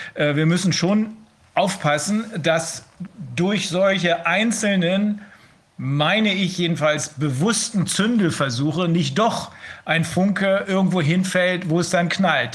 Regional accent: Germany; bei uns in Deutschland

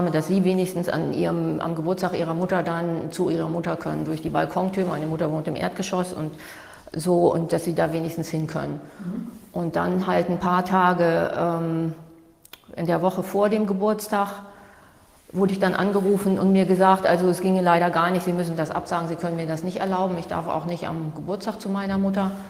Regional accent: Hamburg, Germany; Ich komme aus Hamburg

